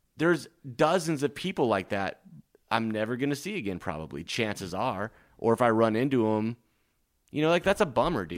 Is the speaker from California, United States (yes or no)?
no; Nebraska, United States; now in Los Angeles, United States; I'm from Lake Nebraska